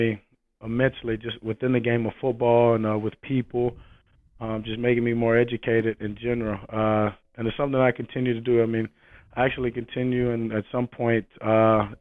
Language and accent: English; Shreveport, Louisiana, United States; Growing up in Shreveport, Louisiana